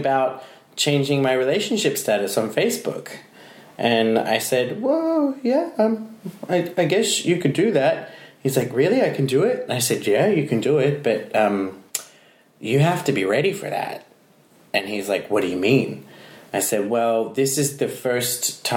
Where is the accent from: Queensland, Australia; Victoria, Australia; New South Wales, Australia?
Queensland, Australia; Brisbane; now in Iceland; my hometown of Brisbane